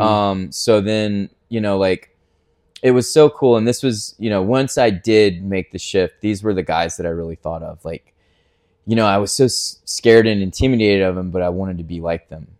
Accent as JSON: {"language": "English", "town": "Ponte Vedra Beach", "region": "Florida", "country": "United States", "tie": "born or raised there", "said": "I was born in Pontevedra, Palm Valley area. We kind of bounced around that area"}